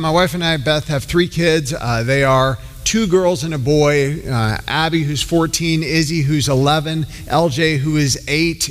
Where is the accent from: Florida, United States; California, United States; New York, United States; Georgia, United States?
Georgia, United States; I grew up in Georgia